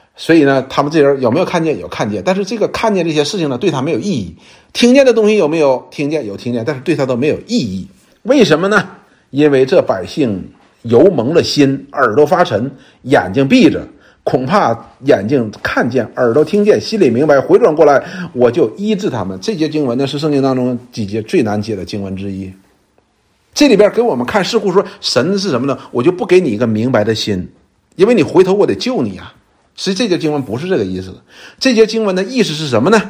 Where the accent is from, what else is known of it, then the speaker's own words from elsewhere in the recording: China; 就是我们中国人的两个成语